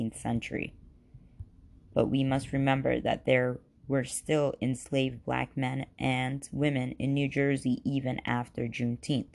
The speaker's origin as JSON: {"language": "English", "town": "Khambhat", "region": "Gujarat", "country": "India", "tie": "born or raised there", "said": "born in India, whatever, in an Islamic background, and it was in Cambay, India, to be specific."}